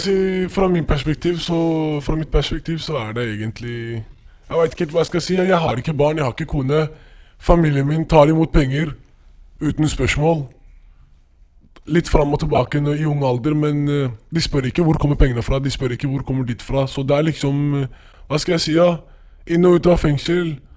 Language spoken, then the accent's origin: Norwegian; Oslo, Norway; der jeg er fra, Søndre Nordstrand